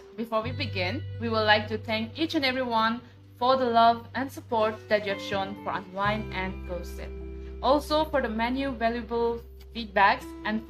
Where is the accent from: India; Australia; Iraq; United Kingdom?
India; Nagaland; I belong to Chang community, and I'm from Nagaland.